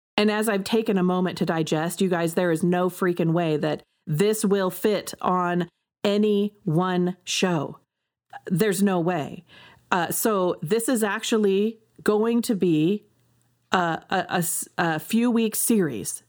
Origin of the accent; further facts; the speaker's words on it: United States; I am an American